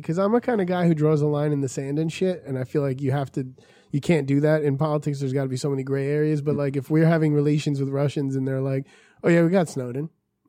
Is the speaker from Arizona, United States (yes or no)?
no; Florida, United States; Listen, I'm from Florida, so you don't have to give me too much.